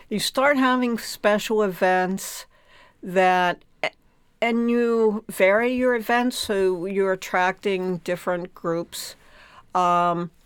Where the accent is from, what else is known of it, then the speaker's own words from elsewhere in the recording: Pittsburgh, Pennsylvania, United States; I'm from Pittsburgh, another steel town